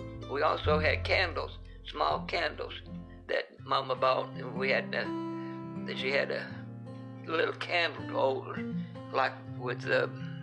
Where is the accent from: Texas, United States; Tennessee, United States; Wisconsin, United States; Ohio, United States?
Tennessee, United States; Wartburg; moved away; also born or lived in Evansville, Indiana / Rockford, Illinois; This is where I was raised and born. Raised there. Born there.